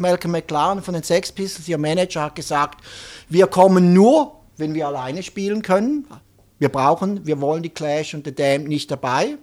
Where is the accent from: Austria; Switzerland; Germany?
Switzerland; St. Gallen; St. Gallen ist eigentlich die Stadt, wo er herkommt, wo auch ich herkomme